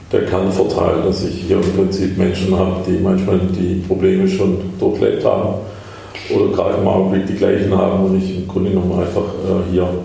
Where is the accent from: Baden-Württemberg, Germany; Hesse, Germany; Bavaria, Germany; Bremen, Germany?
Baden-Württemberg, Germany; Stuttgart; also darf ich als Stuttgarter {S1} überhaupt?